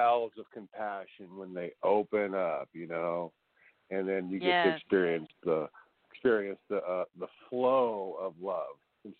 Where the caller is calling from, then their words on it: California, United States; They called me … I'm from California.